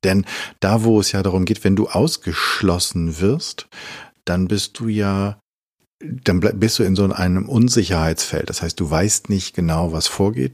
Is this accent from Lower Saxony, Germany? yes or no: yes; Hameln, Lower Saxony, Germany; in meinem Heimatdorf Hameln